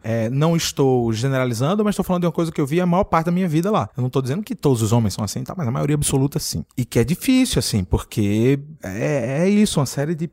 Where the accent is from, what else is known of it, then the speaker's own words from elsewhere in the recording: Recife, Pernambuco, Brazil; moved away; Eu vim de uma cidade muito machista, eu sou do Recife, provavelmente é a cidade mais machista do Brasil